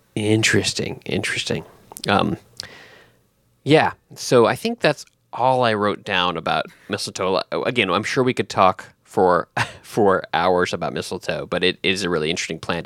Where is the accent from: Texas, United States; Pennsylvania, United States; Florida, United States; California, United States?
Texas, United States; now in Northern Virginia, United States; I was born in Texas